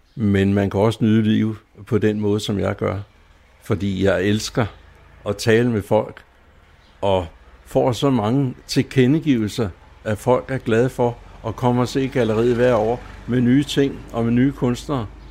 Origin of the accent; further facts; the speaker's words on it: Zealand, Denmark; som sjællænder som, og som øh, jøde